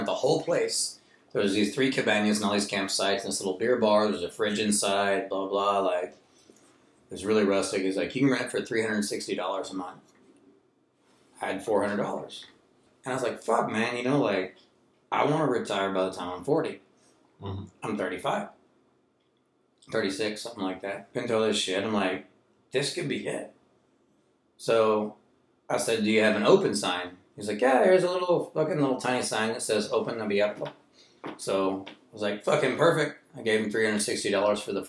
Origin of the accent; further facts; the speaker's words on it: Texas, United States; moved away as an adult; I grew up in Texas